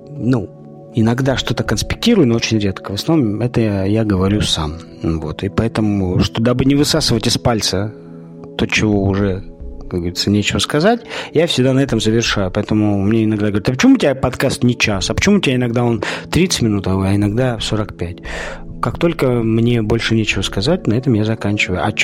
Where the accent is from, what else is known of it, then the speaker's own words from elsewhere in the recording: Siberia, Russia; Я человек из Сибири, да, живу сейчас не в Сибири, и очень страдаю от того, что нет леса.